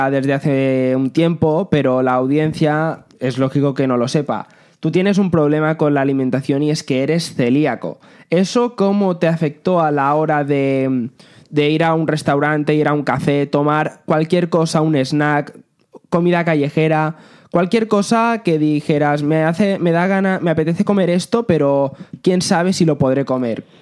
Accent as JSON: {"language": "Spanish", "region": "Balearic Islands", "country": "Spain", "said": "las Islas Baleares, que es de donde yo soy"}